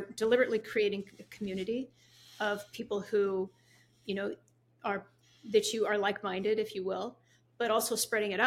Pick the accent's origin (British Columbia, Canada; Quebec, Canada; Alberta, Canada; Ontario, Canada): British Columbia, Canada; Vancouver; born or raised there; moved away as an adult; also born or lived in San Francisco